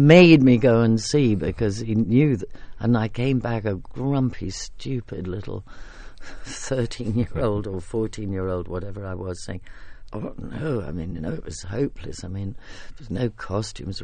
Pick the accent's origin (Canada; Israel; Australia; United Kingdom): United Kingdom; England